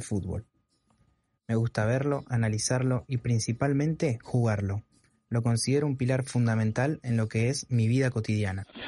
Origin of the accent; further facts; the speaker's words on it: Ushuaia, Tierra del Fuego, Argentina; Nací en Ushuaia, Tierra del Fuego, en Argentina, la ciudad más austral del mundo